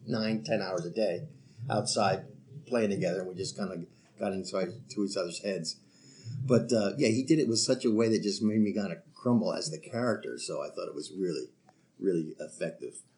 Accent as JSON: {"language": "English", "region": "New York", "country": "United States", "said": "I'm from New York"}